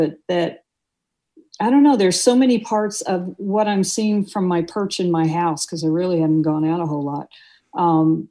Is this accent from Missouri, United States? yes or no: yes; Tornado Alley in Missouri, United States; moved away; I come from Tornado Alley in Missouri